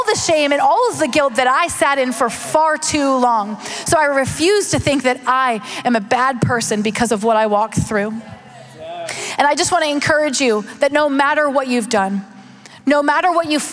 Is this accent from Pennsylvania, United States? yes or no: yes; Pittsburgh, Pennsylvania, United States; I'm from Pittsburgh